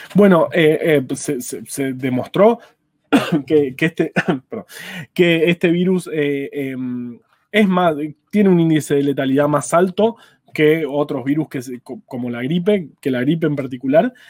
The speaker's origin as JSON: {"language": "Spanish", "region": "Buenos Aires", "country": "Argentina", "said": "yo por ejemplo soy de Ciudad de Buenos Aires"}